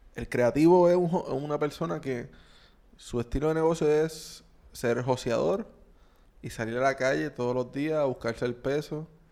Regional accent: Puerto Rico; como puertorriqueños

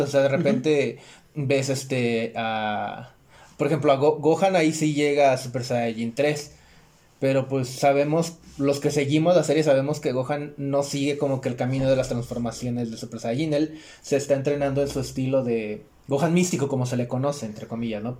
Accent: Chilpancingo, Guerrero, Mexico; also born or lived in Acapulco; now in Mexico City, Mexico; yo soy de Chilpancingo. Nada más estoy aquí entre semana

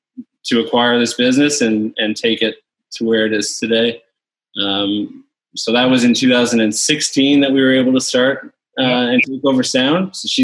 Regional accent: Louisiana, United States; also born or lived in Newfoundland; now in Canada; I was born in Louisiana back in the late 80s. Spent a lot of my childhood there.

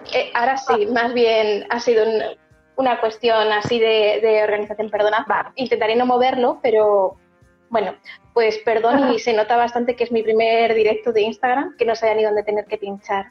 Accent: Castilla-La Mancha, Spain; yo soy manchega

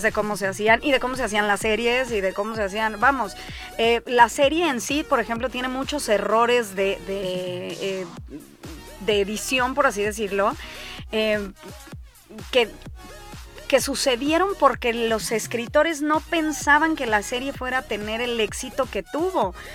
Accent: Mexico; Los únicos que ocupamos la palabra parteaguas somos los mexicanos

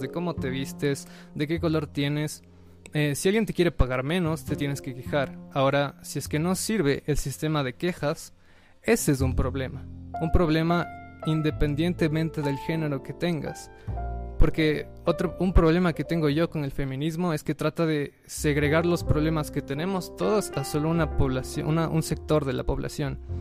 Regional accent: Ecuador; Nosotros como ecuatorianos

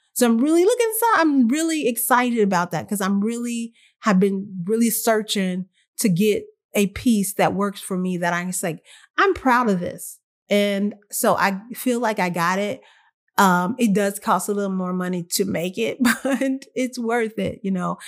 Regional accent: Texas, United States; I'm from here. I'm from Texas

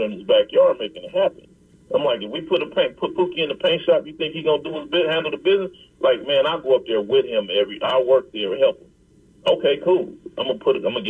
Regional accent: Compton, California, United States; growing up in Compton

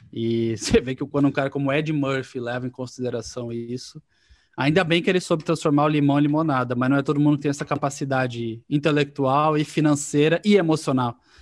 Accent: Paraná, Brazil; eu sou paranaense

